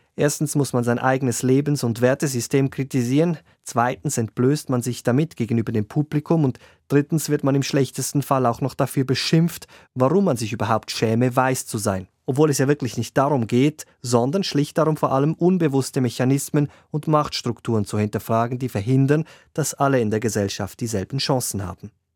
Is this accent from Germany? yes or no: no; Switzerland; bei uns in der Schweiz